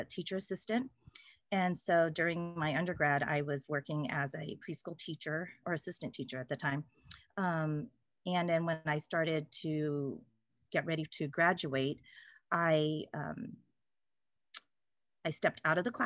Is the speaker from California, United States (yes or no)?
yes; Salinas, California, United States; also born or lived in San Diego; it's 2 hours from my hometown, which is Salinas